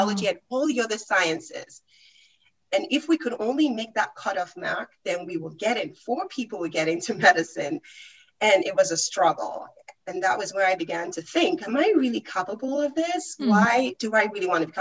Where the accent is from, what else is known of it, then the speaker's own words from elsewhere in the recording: Nigeria; moved away; I'm originally from Nigeria.